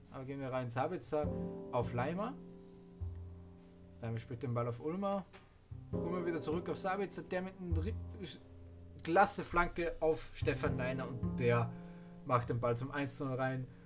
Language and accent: German; Austria; ich bin ja ein Austrian Man, ich komme aus Österreich